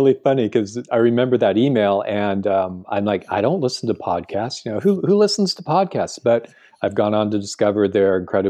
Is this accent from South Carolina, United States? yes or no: no; California, United States; And of course, being a Californian where everything was built in the last 50 years